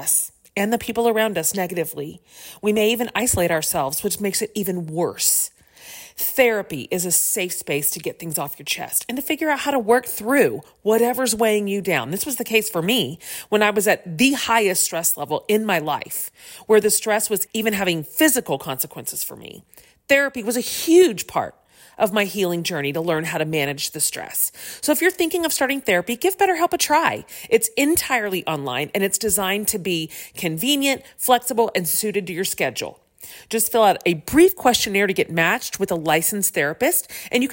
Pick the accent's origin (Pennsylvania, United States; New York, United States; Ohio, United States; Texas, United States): Texas, United States; I am from Texas, so fall is a metaphorical concept here